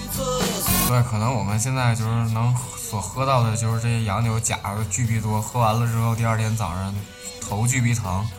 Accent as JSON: {"language": "Chinese", "region": "Northeast China", "country": "China", "said": "就是像我们在东北来说，就是夏天的时候，我们的撸串是必备的大排档"}